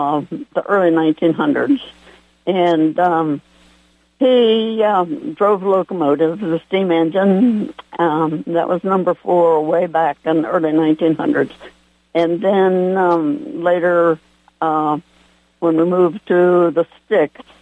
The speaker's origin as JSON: {"language": "English", "region": "West Virginia", "country": "United States", "tie": "born or raised there", "also_born_or_lived": "Hamilton, West Virginia / Shaw, West Virginia / Pennsylvania", "moved": "yes", "said": "I was born in Hamilton, West Virginia, August 10, 1925. I just lived there for 9 years. Moved to the woods in Shaw, West Virginia, and then to Pennsylvania"}